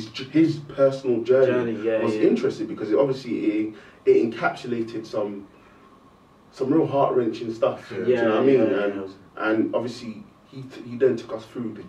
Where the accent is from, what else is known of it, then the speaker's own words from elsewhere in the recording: London, United Kingdom; We're from Northwest.